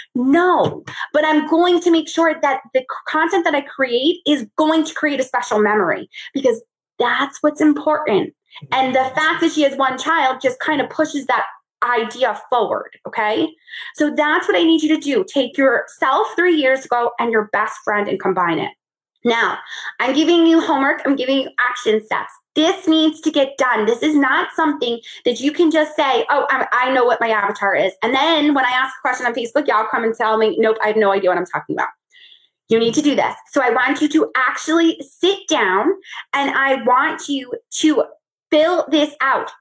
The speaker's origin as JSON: {"language": "English", "region": "New York", "country": "United States", "tie": "born or raised there", "moved": "yes", "lives_now": "Charlotte, United States", "said": "I grew up in New York"}